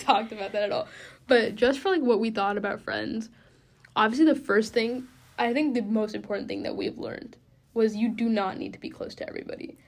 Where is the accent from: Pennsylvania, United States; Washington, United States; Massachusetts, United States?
Washington, United States; Bellevue; moved away as an adult; I grew up in Bellevue, which is like twenty minutes east of Seattle